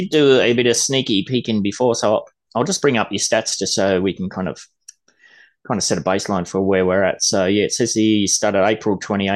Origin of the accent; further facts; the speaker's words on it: Gold Coast, Queensland, Australia; also born or lived in Tweed, New South Wales; I spent most of my life on the Gold Coast